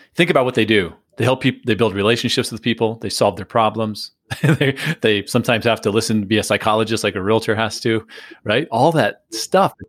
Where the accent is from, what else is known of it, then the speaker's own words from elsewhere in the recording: San Diego, California, United States; I, grew up in San Diego